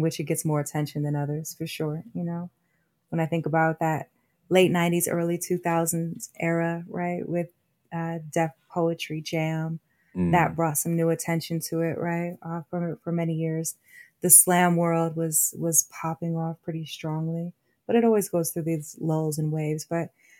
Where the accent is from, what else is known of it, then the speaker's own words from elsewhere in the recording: Denver, Colorado, United States; activist from these Denver, Colorado streets, born and raised in Park Hill